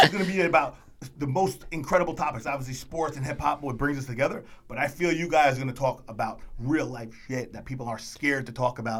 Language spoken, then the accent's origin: English; United States; I have no choice because I'm an American.